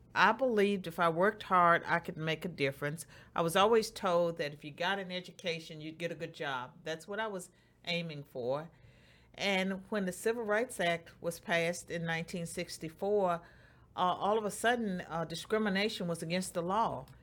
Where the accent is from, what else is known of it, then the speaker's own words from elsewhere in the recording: Roanoke, Virginia, United States; moved away; in Roanoke, Virginia, and Bedford County, the place where I grew up.